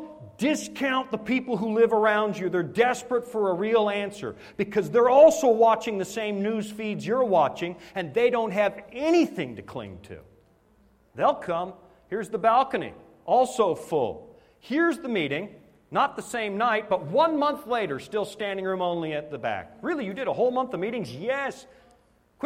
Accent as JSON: {"language": "English", "country": "Canada", "moved": "yes", "said": "I'm a Canadian"}